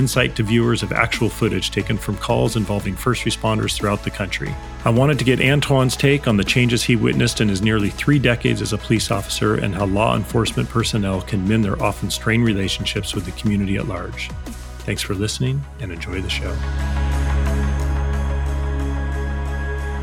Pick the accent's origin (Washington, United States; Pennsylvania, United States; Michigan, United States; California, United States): Washington, United States; Seattle; just outside of my hometown of Seattle, Washington